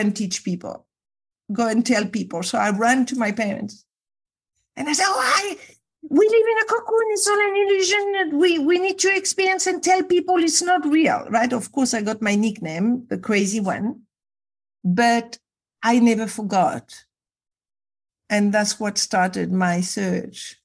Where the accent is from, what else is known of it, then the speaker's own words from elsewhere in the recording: Casablanca, Casablanca-Settat, Morocco; I was brought up in Casablanca, Morocco